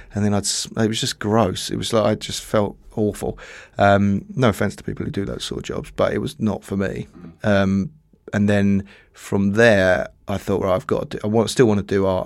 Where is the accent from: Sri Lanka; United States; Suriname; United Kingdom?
United Kingdom; Dartford, South East England; Dartford in Kent